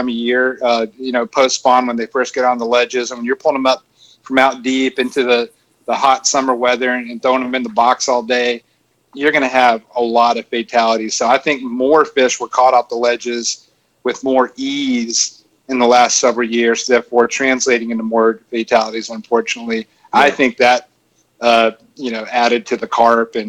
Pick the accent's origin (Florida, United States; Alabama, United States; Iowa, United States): Alabama, United States; Florence; I'm from Florence, Alabama